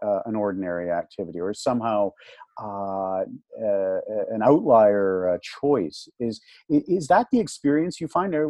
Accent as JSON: {"language": "English", "country": "Canada"}